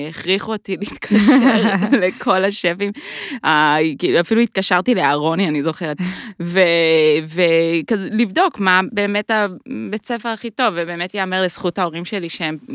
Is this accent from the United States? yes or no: yes; United States; now in Israel; אני גם אמריקאית